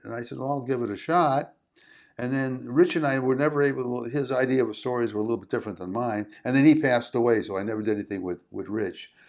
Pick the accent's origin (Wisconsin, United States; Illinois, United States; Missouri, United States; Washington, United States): Illinois, United States; Chicago; now in California, United States; I moved to California, and I grew up in Chicago